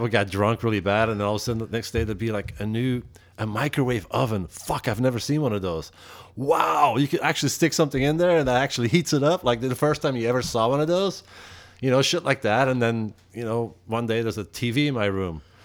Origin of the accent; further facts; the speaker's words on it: Antwerp, Flanders, Belgium; English is a second language; now in United States; I'm from Antwerp.